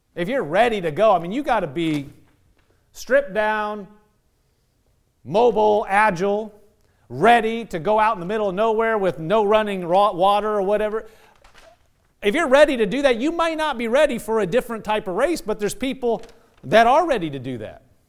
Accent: Nebraska, United States; moved away; I'm from Nebraska.

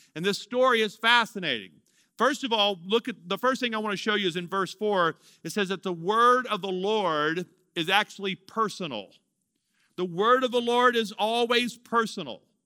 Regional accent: Louisiana, United States; moved away as an adult; also born or lived in Amarillo, Texas; I'm from Louisiana.

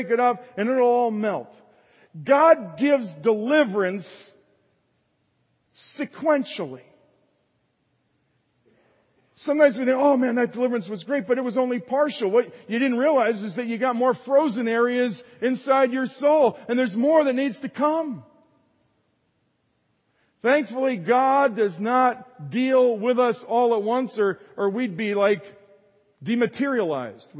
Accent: the North, United States; moved away; I was raised in the North

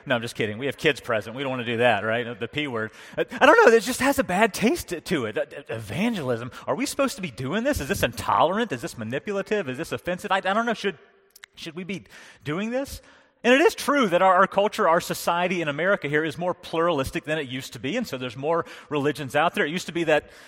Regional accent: North Carolina, United States; now in Pennsylvania, United States; I was raised in North Carolina.

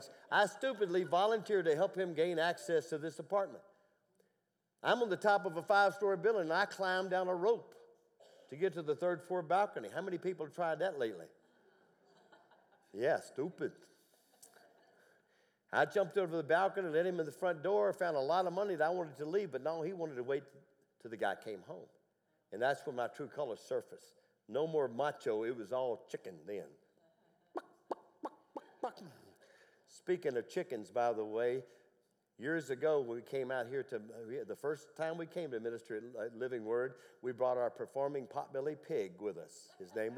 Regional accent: Tennessee, United States; I went deer hunting growing up in Tennessee

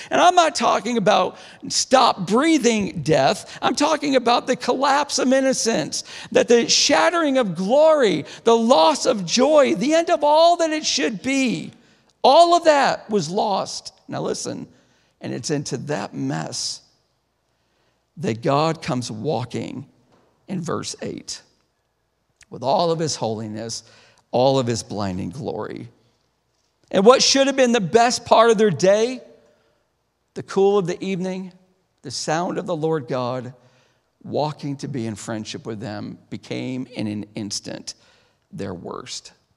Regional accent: DeRuyter, New York, United States; moved away; I grew up outside of Syracuse, about twenty-five minutes, in a little town called DeRider

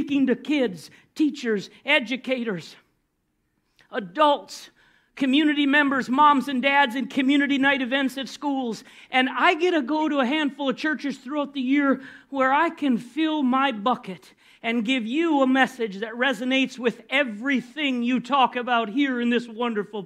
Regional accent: Minnesota, United States; moved away as an adult; now in Florida, United States; I came from Minnesota.

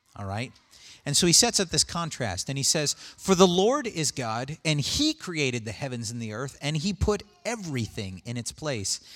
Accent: United States; I'm an American

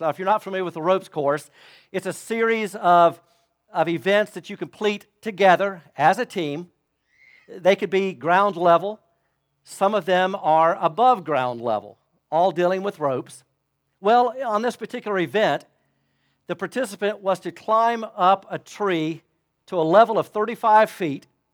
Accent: Florida, United States; moved away; I grew up in Florida

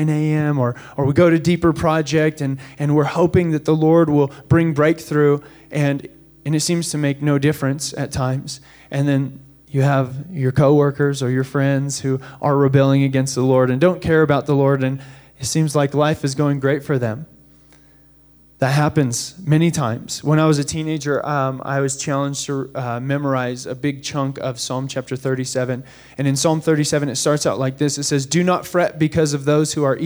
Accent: United States; as Americans

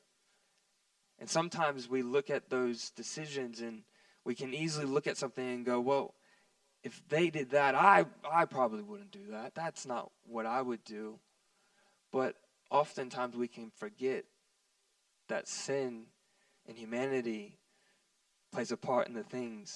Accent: Texas, United States; we're from Texas here

